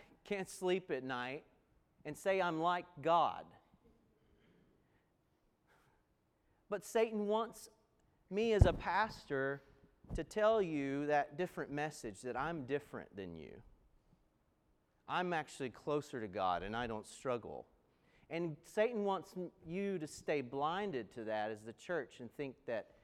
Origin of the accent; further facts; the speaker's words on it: Appalachian Mountains, United States; where I grew up in the Appalachian Mountains